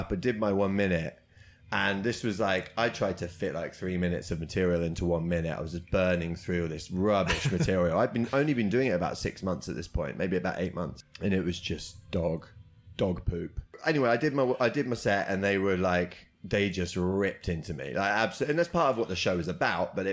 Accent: United Kingdom; We're British.

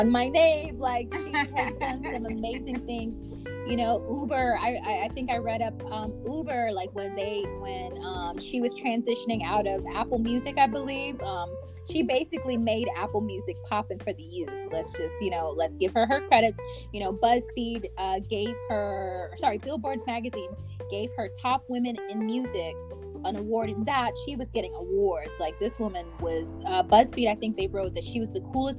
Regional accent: Kinshasa, DR Congo; I'm from Congo, Kinshasa

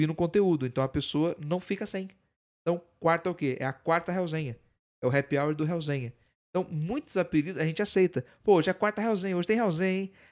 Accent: Campos do Jordão, São Paulo, Brazil; Não, sou de Campo de Jordão.

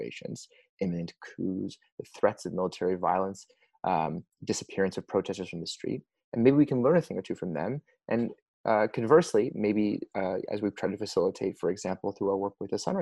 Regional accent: Los Angeles, California, United States; moved away; I am from Los Angeles originally

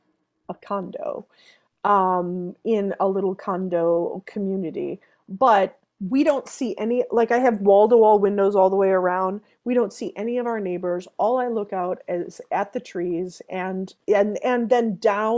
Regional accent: Wisconsin, United States; born and raised in Wisconsin

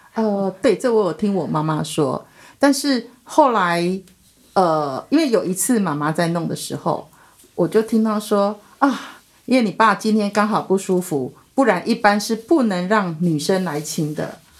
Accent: Hoklo, Minnan, Taiwan; 我们是闽南人

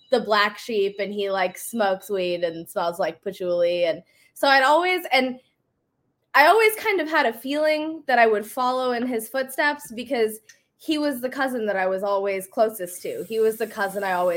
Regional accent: Indiana, United States; also born or lived in Ohio; I grew up in the Midwest. I grew up in Indiana

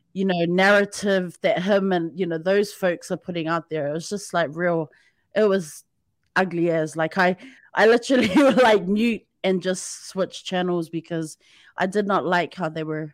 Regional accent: New Zealand; now in Japan; I'm from New Zealand

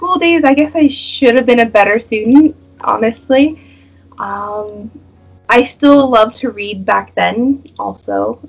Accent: United States; now in Singapore; about to turn 28 years old. I'm married. I'm American, obviously.

